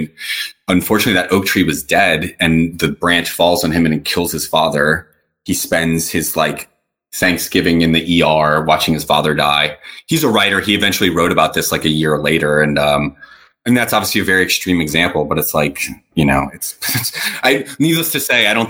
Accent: New Orleans, Louisiana, United States; I come from New Orleans, a fairly conservative community.

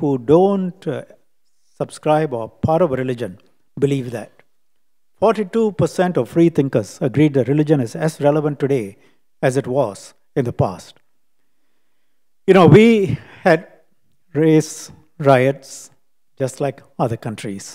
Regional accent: Singapore; lived experience of being a Singaporean.

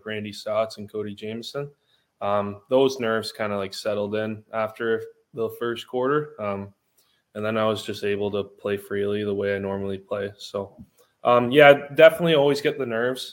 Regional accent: Canada; I grew up in Canada

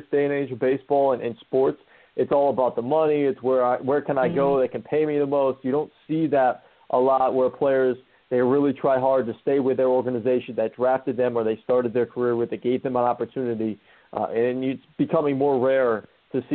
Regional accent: Connecticut, United States; now in New York, United States; growing up in Connecticut

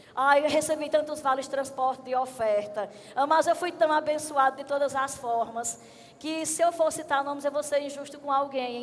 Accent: Arcoverde, Pernambuco, Brazil; moved away; Eu sou da cidade de Arco Verde

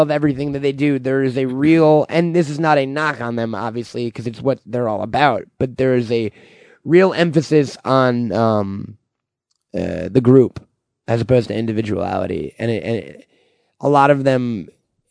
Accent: New York, United States; I'm from New York.

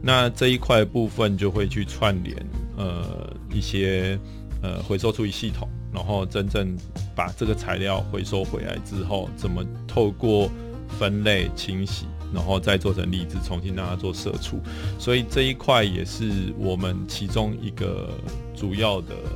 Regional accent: Taiwan; 我们是台湾的

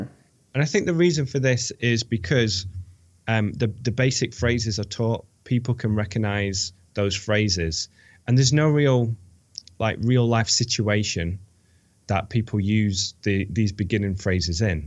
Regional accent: United Kingdom; moved away as an adult; also born or lived in Bilbao, Spain / Valencia, Spain; now in United States; I'm British.

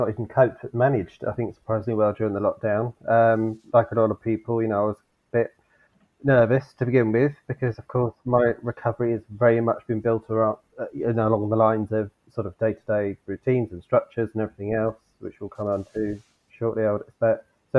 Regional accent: Southport, North West England, United Kingdom; you know, I grew up in Southport, which is near to Preston, not far from Liverpool.

